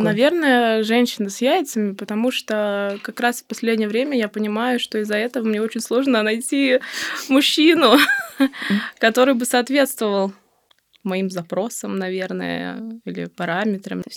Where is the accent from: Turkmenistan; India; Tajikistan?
Turkmenistan; moved away as an adult; also born or lived in Saint Petersburg, Russia; now in Moscow, Russia; Родом я из Туркмении